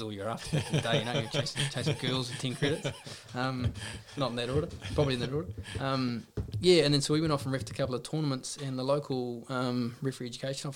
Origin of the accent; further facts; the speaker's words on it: West Coast, New Zealand; now in Nelson, New Zealand; growing up on the West Coast